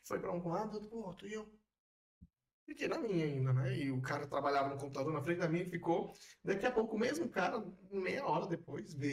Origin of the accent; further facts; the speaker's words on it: Brazil; e o que é, eu não gosto de usar as expressões e vou ser mais maneiro. O que é cultural e o que é só porque eu sou brasileiro.